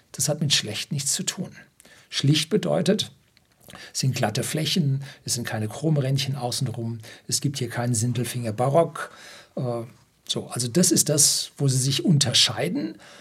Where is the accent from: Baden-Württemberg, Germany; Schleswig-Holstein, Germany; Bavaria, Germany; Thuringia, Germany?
Bavaria, Germany; Oberammergau; bei uns in Oberammergau